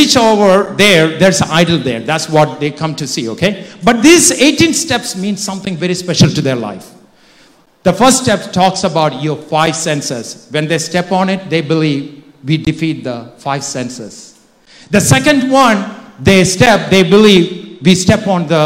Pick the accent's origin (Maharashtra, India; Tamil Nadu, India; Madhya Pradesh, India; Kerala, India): Kerala, India; moved away; I grew up in India